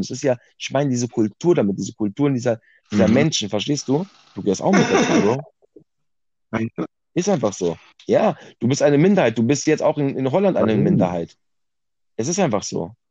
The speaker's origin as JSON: {"language": "German", "country": "Germany", "tie": "born or raised there", "said": "ich bin in Deutschland geboren, weil meine Eltern auch nach Deutschland gekommen sind, ja. So. Ich bin direkt hier geboren"}